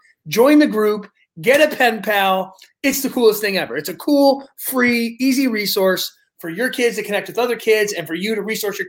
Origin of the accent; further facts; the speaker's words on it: Detroit, Michigan, United States; we're from Metro Detroit. We're by Windsor, you know, Ontario